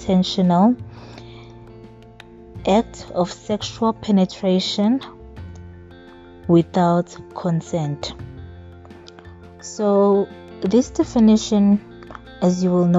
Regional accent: South Africa; I am a lawyer from South Africa

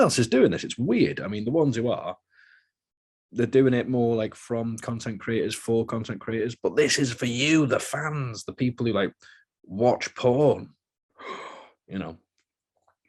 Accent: United Kingdom; accent: British, not the typical one; I'm British

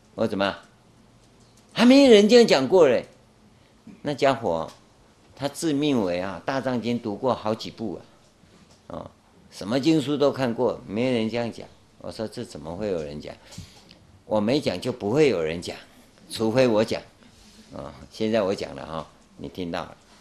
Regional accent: Taiwan; first language Taiwanese Hokkien; Chinese is a second language; 我们在台湾啊，那时候台湾刚光复啊，教我们讲国语啊

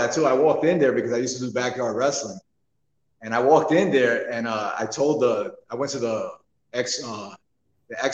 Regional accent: New York City, New York, United States; moved away; I'm from New York. Actually, I'm from Brooklyn, New York

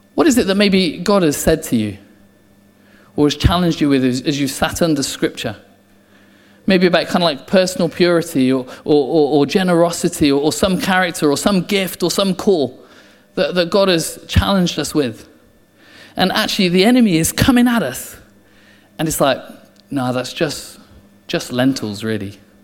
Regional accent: England, United Kingdom; I'm English

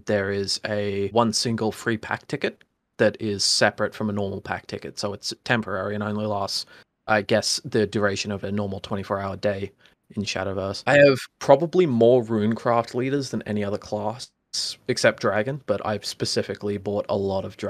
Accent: Australia; I'm Australian.

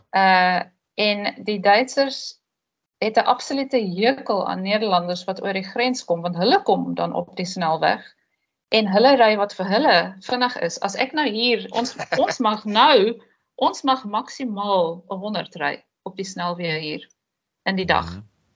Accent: South Africa; moved away as an adult; now in Netherlands; Hulle weet ek is 'n Suid-Afrikaner

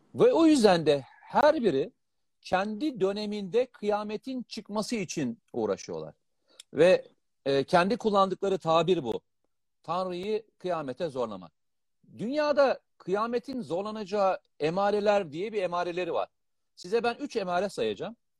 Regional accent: Black Sea Region, Turkey; ben Karadenizliyim.

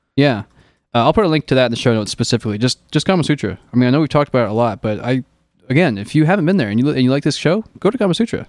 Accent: Illinois, United States; now in California, United States; growing up in Illinois, where it does get deep freezing cold

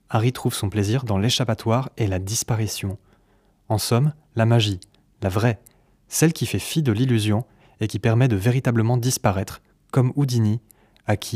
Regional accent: Spain; French is a second language; moved away; de ma vie et de, et de mon pays natal, l'Espagne.

